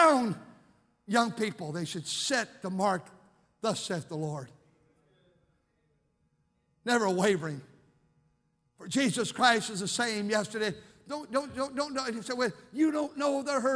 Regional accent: Fremont, United States; I grew up over here in Fremont.

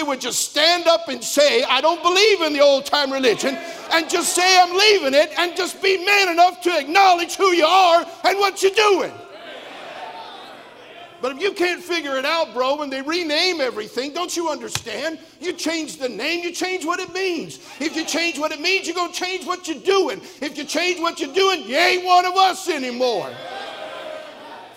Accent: California, United States; an independent fundamental Baptist preacher, born and raised in California

